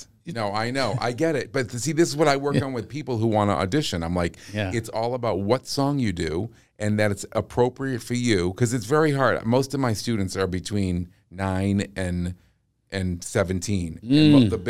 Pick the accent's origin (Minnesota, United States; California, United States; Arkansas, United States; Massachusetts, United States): Massachusetts, United States; accent: Massachusetts; Oh, did my Massachusetts accent come out?